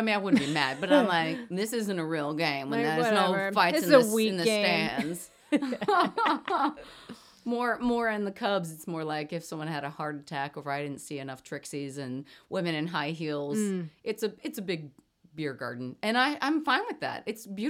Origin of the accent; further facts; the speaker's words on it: Kansas City, Missouri, United States; now in Chicago, United States; I grew up in Kansas City.